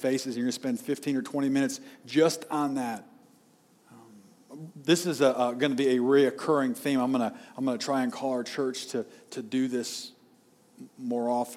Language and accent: English; United States; as American citizens